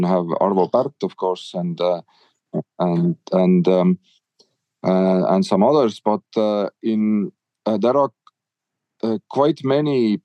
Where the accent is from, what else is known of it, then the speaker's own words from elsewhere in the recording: Estonia; we are from Estonia